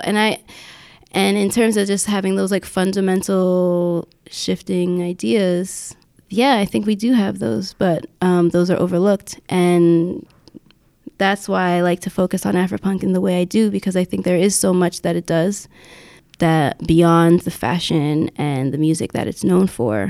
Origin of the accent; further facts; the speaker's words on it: Yonkers, New York, United States; my hometown of Yonkers